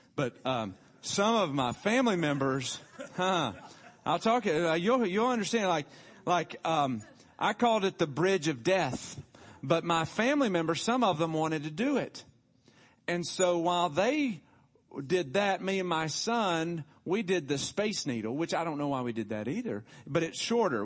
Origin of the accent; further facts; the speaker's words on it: Tullahoma, Tennessee, United States; I was born in Tullahoma, Tennessee, Hardin Hospital, nineteen seventy-one.